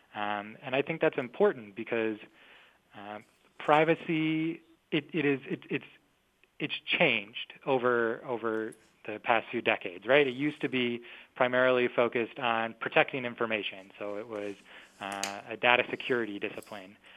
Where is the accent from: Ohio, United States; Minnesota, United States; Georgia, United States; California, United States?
Minnesota, United States; my home state, I'm from Minnesota